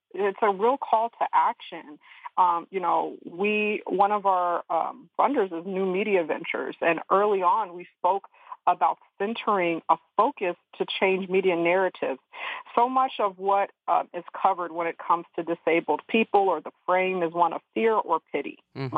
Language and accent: English; the South, United States; we're all from the South, of the South, and this is a home for us